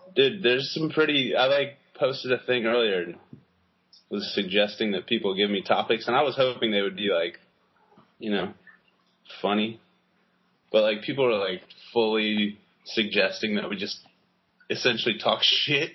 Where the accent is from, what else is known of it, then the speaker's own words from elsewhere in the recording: United States; I'm such an American.